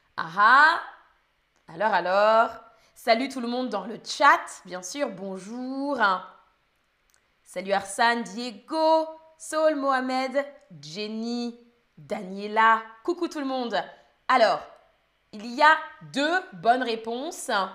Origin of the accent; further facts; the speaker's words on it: Île-de-France, France; Moi, je viens d'Île-de-France et je dis étendoir